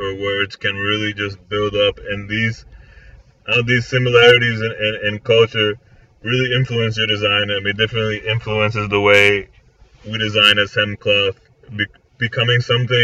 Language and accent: English; Florida, United States; I was born and raised here in Florida